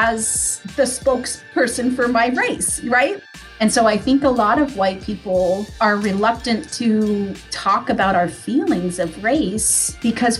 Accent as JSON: {"language": "English", "region": "Midwest", "country": "United States", "tie": "born or raised there", "said": "I grew up in a very small town in the Midwest"}